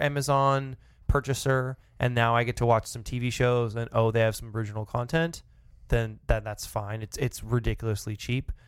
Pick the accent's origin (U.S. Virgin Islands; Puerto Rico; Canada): Canada; as a Canadian